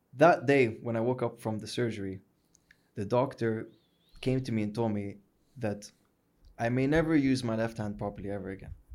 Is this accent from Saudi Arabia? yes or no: yes; Hijaz, Saudi Arabia; we're from the Hijaz